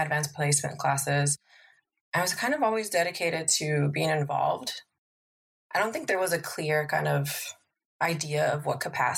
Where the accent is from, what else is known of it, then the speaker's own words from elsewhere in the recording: Los Angeles, California, United States; I am from Northeast LA, specifically Highland Park. I grew up there